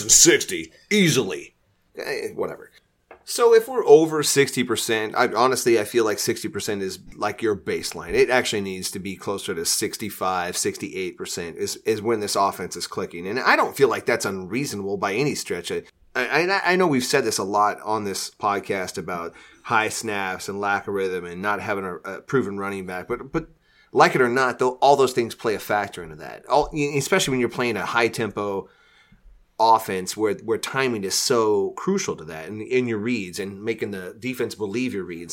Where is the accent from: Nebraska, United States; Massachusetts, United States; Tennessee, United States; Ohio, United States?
Nebraska, United States; Columbus; Employing and funding my hometown